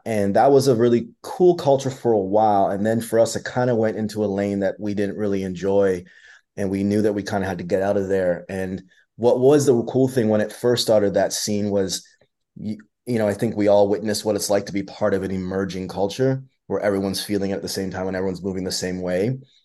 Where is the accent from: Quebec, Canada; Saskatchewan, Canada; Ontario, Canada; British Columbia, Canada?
Ontario, Canada; London; for a Canadian guy growing up in London, Ontario